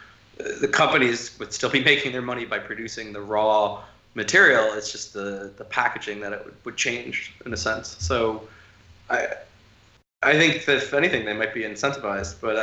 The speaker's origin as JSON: {"language": "English", "country": "United States", "said": "being an American"}